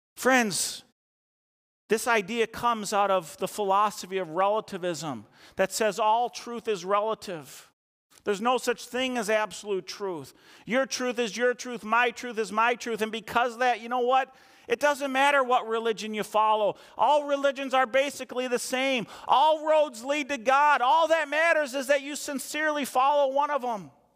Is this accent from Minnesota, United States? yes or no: yes; Eden Prairie, Minnesota, United States; also born or lived in Chisago Lakes area, Minnesota; growing up in Eden Prairie, I played football from fourth grade through high school